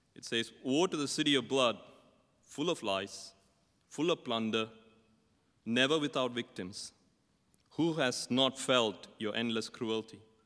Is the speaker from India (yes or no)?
yes; India; I'm from India, and I still remember my growing up years as a schoolboy.